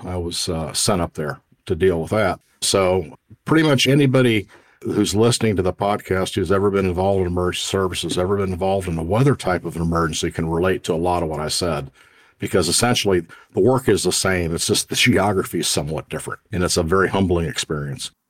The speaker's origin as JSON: {"language": "English", "region": "Indiana", "country": "United States", "tie": "born or raised there", "said": "I grew up in the Midwest and remember tornadoes quite well and, and the annual tornadic activity we would have in Indiana"}